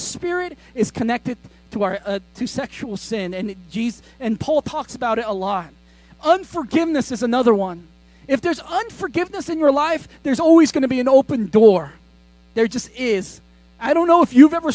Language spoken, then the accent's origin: English; United States; I grew up in America